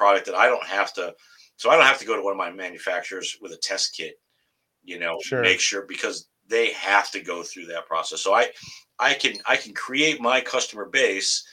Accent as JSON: {"language": "English", "town": "Tonawanda", "region": "New York", "country": "United States", "tie": "born or raised there", "moved": "yes", "lives_now": "Massachusetts, United States", "said": "I grew up and born and raised in Buffalo, New York, Tonawanda"}